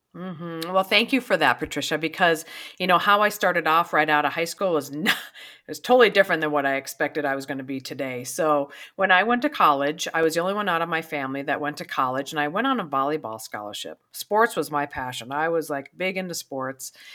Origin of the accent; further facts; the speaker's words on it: South Dakota, United States; also born or lived in Pierre, South Dakota / Brandon, South Dakota; I was raised in South Dakota. I was two different cities, Pier, and then a little town called Brandon. So, raised here in South Dakota, I'm a good wi-, Midwestern gal